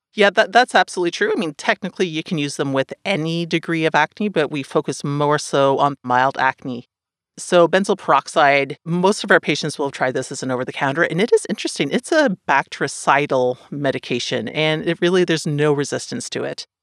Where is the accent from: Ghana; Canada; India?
Canada; up here